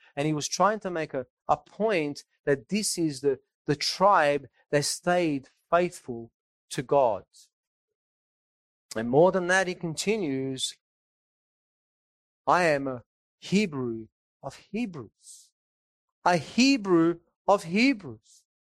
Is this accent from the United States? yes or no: no; Naples, Campania, Italy; I'm from Napoli myself, and there are people that are near Napoli.